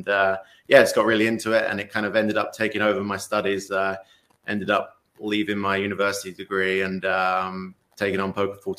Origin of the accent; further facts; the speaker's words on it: England, United Kingdom; now in United States; I was at university in England. That's where I'm originally from. Obviously, my accent still a little bit, but it's gone a bit being in the US for a while.